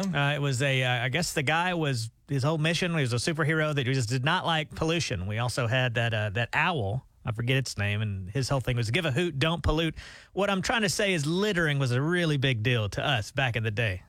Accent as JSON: {"language": "English", "region": "Alabama", "country": "United States", "also_born_or_lived": "Nashville, Tennessee", "moved": "as an adult", "said": "We're from Alabama"}